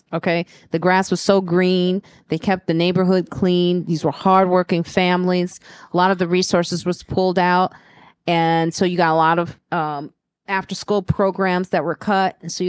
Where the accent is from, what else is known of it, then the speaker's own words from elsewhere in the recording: Chicago, Illinois, United States; I'm from Chicago.